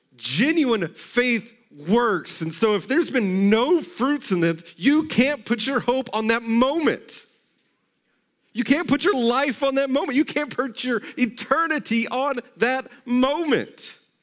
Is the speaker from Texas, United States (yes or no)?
yes; Texas, United States; I grew up in Texas